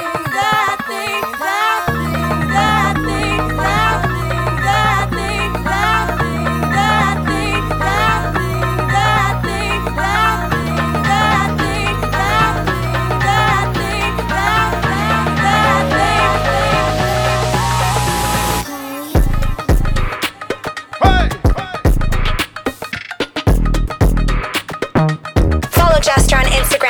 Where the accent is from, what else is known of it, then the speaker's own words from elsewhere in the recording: Toronto, Ontario, Canada; I'm from Toronto